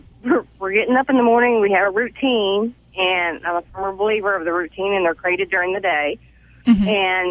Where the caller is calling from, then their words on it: Raleigh, North Carolina, United States; Raleigh, North Carolina.